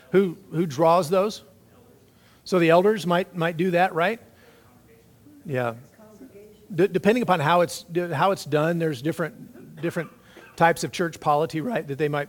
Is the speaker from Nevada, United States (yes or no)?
yes; Nevada, United States; Okay, now we're from Nevada.